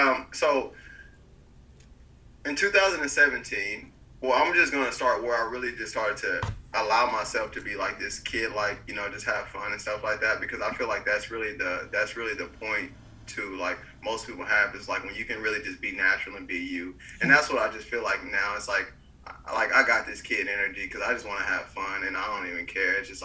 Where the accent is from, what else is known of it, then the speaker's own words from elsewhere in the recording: Bryan, United States; moved away as an adult; also born or lived in Florida; I was living in my hometown of Bryan